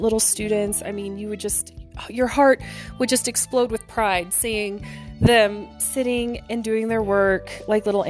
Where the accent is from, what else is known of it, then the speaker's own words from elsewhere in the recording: Oklahoma, United States; moved away; I'm originally from Oklahoma